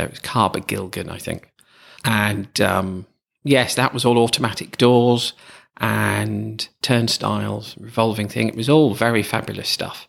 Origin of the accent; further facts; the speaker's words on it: Stamford, East Midlands, United Kingdom; my hometown of Stamford